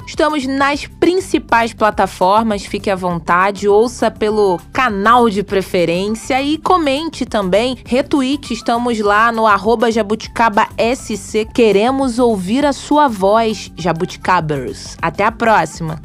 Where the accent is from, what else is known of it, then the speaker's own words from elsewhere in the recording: Magé, Rio de Janeiro, Brazil; lá na minha cidade, lá em Magé